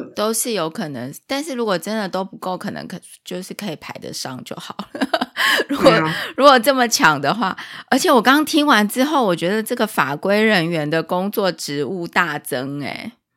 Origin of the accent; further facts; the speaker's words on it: Taiwan; 我们台湾跟美国的方式会比较相近